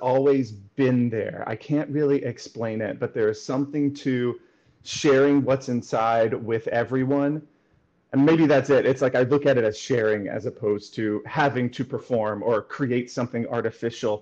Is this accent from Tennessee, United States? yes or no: yes; rural West Tennessee, United States; I grew up in Tennessee, in rural West Tennessee